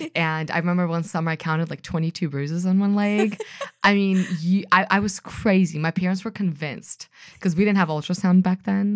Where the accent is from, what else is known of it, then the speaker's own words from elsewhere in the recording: Washington, United States; also born or lived in Jelgava, Latvia / Belarus; when I was five years old when we came to Washington State